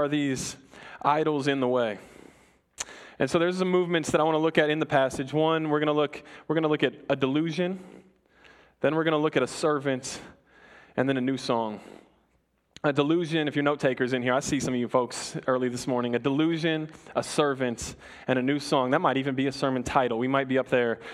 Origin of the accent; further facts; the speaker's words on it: Colorado, United States; moved away; I'm from Colorado